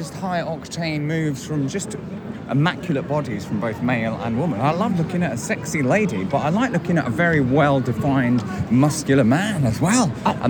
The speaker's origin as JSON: {"language": "English", "region": "London", "country": "United Kingdom", "tie": "born or raised there", "said": "I was born in Paddington."}